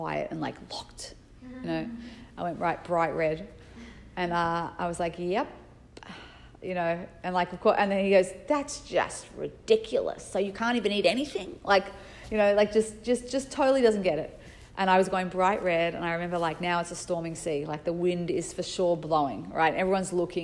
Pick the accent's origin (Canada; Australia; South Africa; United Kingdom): Australia; Sydney, New South Wales; moved away; I was from Sydney, Australia